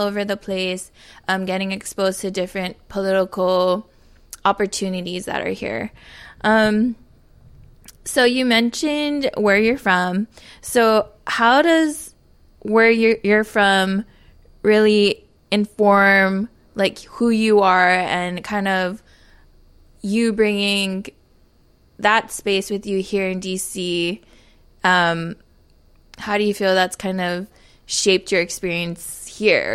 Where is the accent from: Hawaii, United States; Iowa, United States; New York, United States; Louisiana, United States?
Hawaii, United States; Papalea, Oahu; moved away as an adult; now in Washington, D.C., United States; I come from Papalea, Oahu, uh, now residing in Washington, D C.